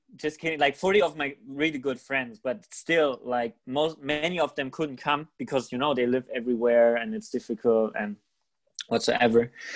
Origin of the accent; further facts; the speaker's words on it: Germany; in germany we're not used to having parties like